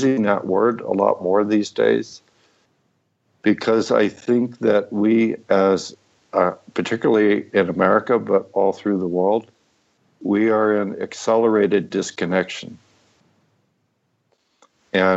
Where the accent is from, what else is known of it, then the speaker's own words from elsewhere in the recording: San Francisco, California, United States; I'm a kid from San Francisco in the late 60s